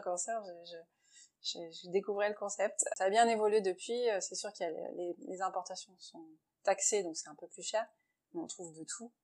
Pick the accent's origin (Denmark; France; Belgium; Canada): France; now in Shanghai, China; on est français